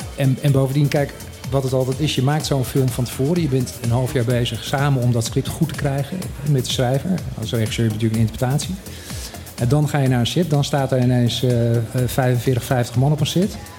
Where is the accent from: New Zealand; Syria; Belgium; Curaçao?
Curaçao; now in Bonaire; ik ben opgegroeid op Curaçao